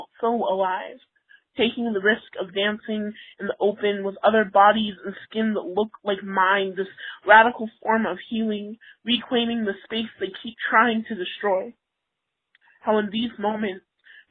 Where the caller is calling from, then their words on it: Salt Lake City, Utah, United States; I'm calling from Salt Lake City, Utah